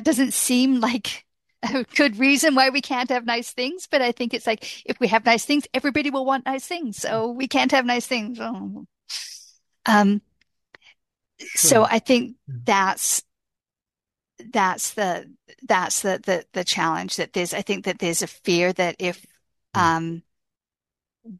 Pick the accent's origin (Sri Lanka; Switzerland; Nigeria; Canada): Canada; I'm a Canadian